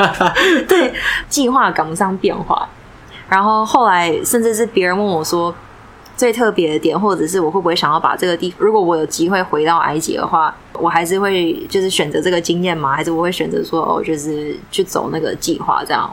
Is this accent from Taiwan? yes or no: yes; Taiwan; 我自己是台湾人